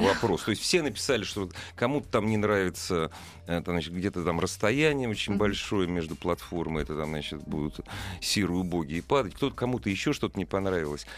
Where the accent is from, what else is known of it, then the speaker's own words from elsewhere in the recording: Moscow, Russia; я же коренной москвич